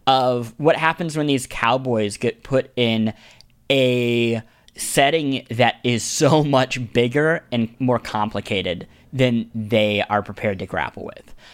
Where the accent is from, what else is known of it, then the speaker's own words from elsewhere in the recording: Kansas City, Missouri, United States; the bishop of my hometown, Kansas City